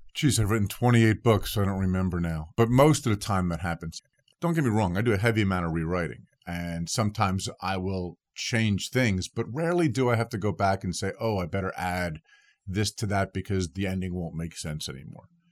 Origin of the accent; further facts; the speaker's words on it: New Jersey, United States; my home state of New Jersey